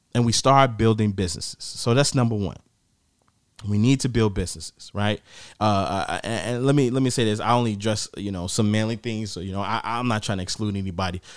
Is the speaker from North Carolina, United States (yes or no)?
no; Gary, Indiana, United States; I'm from Gary.